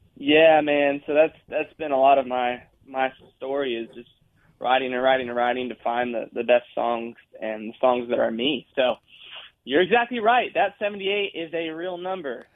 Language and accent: English; South Dakota, United States; now in Nashville, United States; I'm from South Dakota